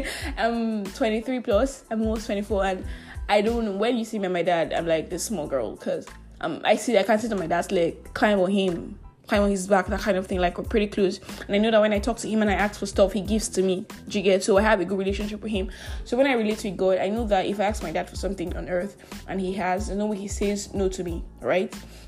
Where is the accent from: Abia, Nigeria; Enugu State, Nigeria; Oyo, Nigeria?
Abia, Nigeria; Asaga; I came to Abia City, Nigeria, my hometown, Asaga in Ohafia, to vote and to be home for the elections, right?